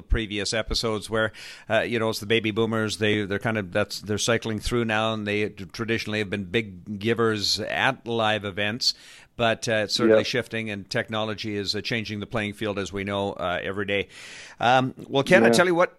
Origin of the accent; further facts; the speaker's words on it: Canada; I'm from Canada.